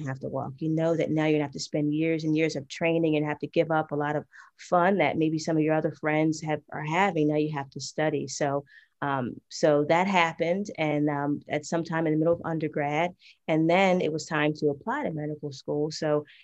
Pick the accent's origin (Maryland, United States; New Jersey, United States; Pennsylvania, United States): New Jersey, United States; now in Georgia, United States; we grew up together in New Jersey. Right now, I'm currently in Georgia